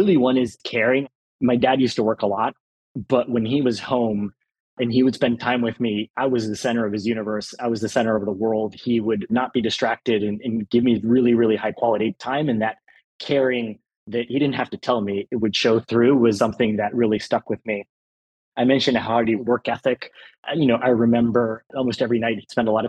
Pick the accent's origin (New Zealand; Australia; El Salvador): El Salvador; moved away; growing up in El Salvador